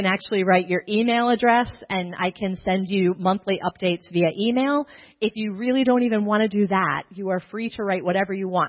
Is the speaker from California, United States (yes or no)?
no; Baltimore, Maryland, United States; moved away as an adult; now in Spain; I'm from Baltimore